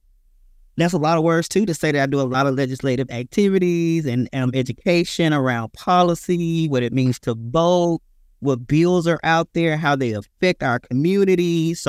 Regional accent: Mississippi, United States; I am originally from Mississippi, so I'm a country boy

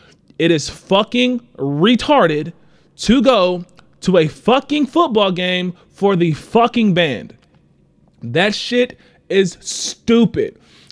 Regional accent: Texas, United States; I am a nigga from Texas and I am down here.

